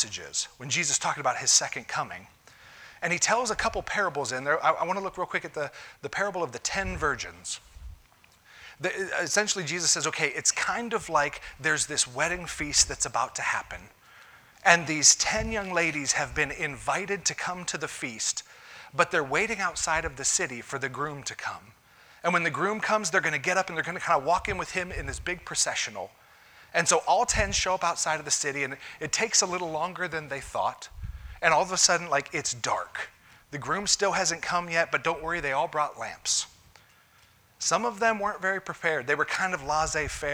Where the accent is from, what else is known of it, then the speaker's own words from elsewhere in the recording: United States; We as American Christians